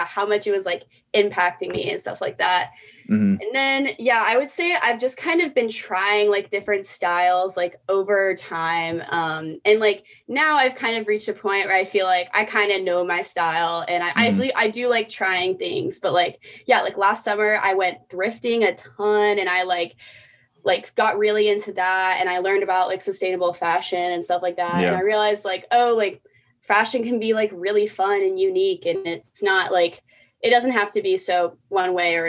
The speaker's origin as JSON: {"language": "English", "town": "Charleston", "region": "South Carolina", "country": "United States", "tie": "born or raised there", "said": "I grew up in Charleston, very conservative area"}